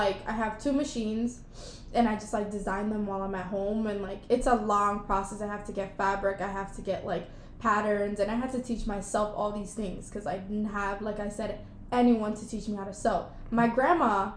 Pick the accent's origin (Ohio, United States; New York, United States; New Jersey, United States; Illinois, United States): New York, United States; New York City; I grew up dancing in Jackson Heights